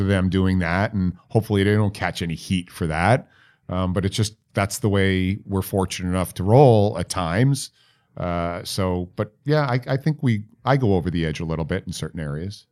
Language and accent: English; New York, United States; I'm from New York